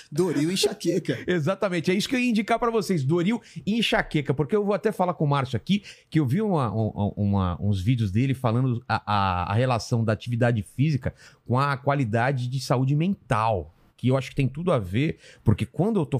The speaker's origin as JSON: {"language": "Portuguese", "town": "Penápolis", "region": "São Paulo", "country": "Brazil", "tie": "born there", "said": "Eu nasci em Penápolis."}